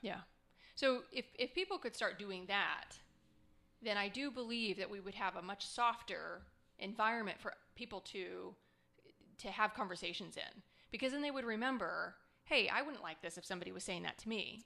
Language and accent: English; Scottsdale, Arizona, United States; I grew up in Scottsdale, Arizona